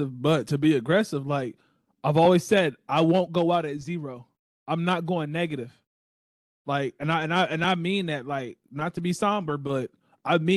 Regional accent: Texas, United States; I am a Texan through and through

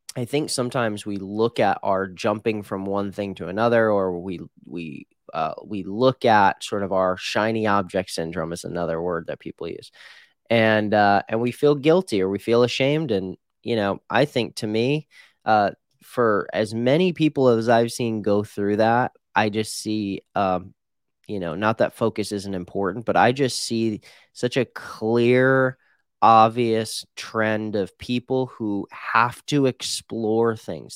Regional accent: Midwest, United States; now in Phoenix, United States; I grew up in the Midwest

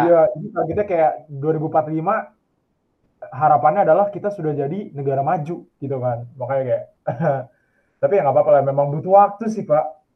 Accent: Indonesia; moved away as an adult; now in Paris, France; Gua dari Indonesia

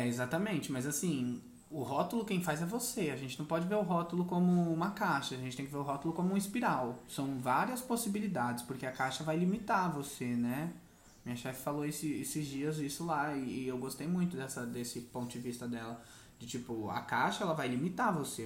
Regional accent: São Paulo, Brazil; eu também cresci numa periferia, né? Cresci no Campo Limpo, ali no Jardim Catanduva

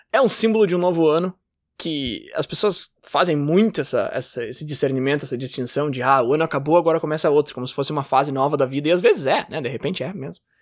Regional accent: Brazil; moved away as an adult; now in Canada; eu me mudei do Brasil pro Canadá

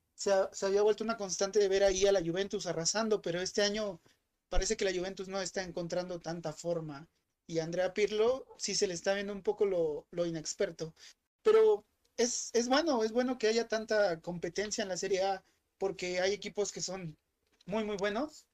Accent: Mexico; como mexicano

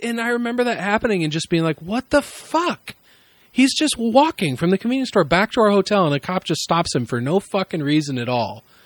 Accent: Midwest, United States; a white dude growing up in the Midwest

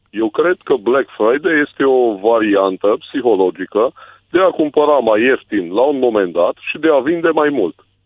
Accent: Ploiești, Prahova, Romania; eu sunt din Ploiești

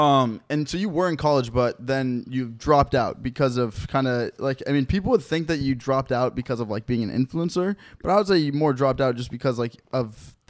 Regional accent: Redmond, Washington, United States; we're from, like, Redmond, Bellevue area in Washington. But it's not like a flexed area.

